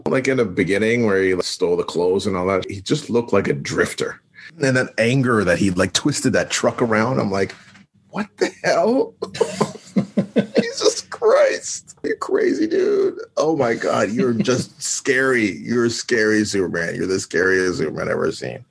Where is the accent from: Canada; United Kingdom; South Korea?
Canada; We're from Canada